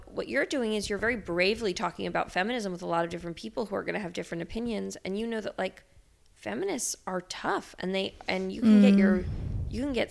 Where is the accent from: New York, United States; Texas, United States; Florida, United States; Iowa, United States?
New York, United States; I grew up in the New York art world